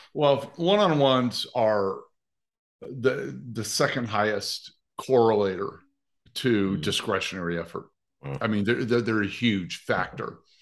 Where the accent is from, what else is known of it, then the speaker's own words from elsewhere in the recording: Nebraska, United States; I grew up in Nebraska.